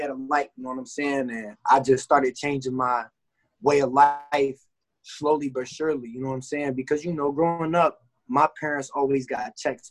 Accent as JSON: {"language": "English", "town": "Covington", "region": "Kentucky", "country": "United States", "tie": "born or raised there", "also_born_or_lived": "Newport, Kentucky", "said": "I'm from Covington, you know what I'm saying? Born and raised. But I moved to Newport when I failed seventh grade at Holmes"}